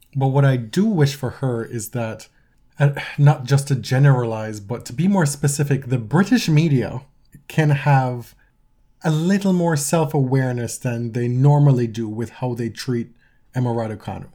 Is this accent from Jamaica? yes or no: yes; Jamaica; now in Canada; my deeply ingrained, uh, patriotic instincts are still Jamaican, right? I, I'm a Canadian citizen